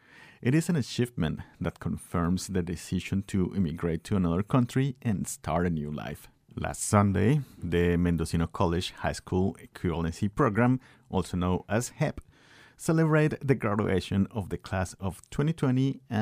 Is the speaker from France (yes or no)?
no; Guanajuato, Mexico; moved away as an adult; now in United States; I'm from Guanajuato, Mexico, and I live in Filo and have been in the United States for 4 years.